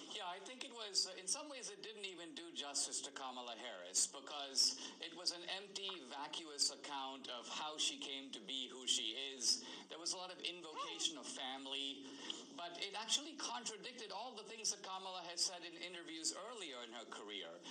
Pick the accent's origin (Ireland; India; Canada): India; moved away; I grew up in India under socialism.